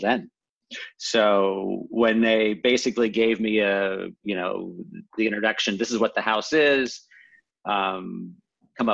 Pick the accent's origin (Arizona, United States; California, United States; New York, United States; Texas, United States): Texas, United States; Houston; now in Los Angeles, United States; I live in LA, but I'm from Houston.